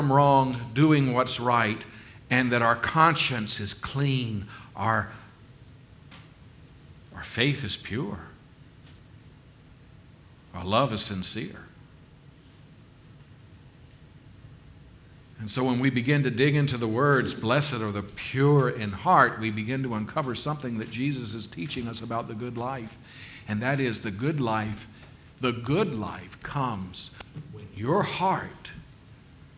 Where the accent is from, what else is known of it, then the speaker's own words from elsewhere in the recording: South Carolina, United States; growing up in South Carolina